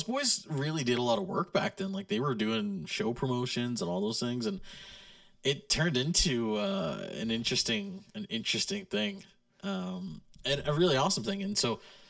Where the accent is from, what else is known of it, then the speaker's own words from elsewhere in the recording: Bishop's Falls, Newfoundland and Labrador, Canada; now in Grande Prairie, Canada; I grew up in Bishop's Falls, Newfoundland, Labrador, and now I live in Grand Prairie